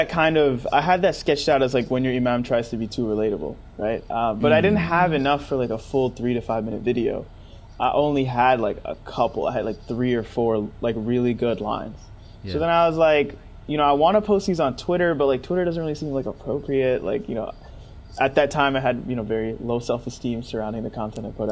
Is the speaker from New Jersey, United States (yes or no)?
no; upstate New York, United States; moved away as an adult; now in California, United States; I'm from New York, right? Even though I'm from upstate New York